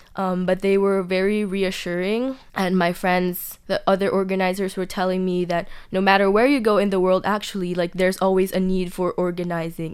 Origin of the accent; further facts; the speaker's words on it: Philippines; now in Taiwan; I was from the Philippines